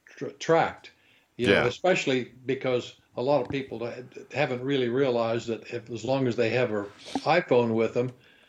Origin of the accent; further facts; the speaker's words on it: Kansas, United States; I liken this kind of a decision to very much to the small towns that I grew up in Kansas.